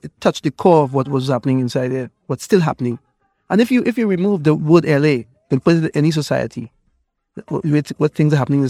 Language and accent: English; Trinidad & Tobago; I grew up on in Trinidad, you know, all the different secret societies and so on, which basically started in Nigeria.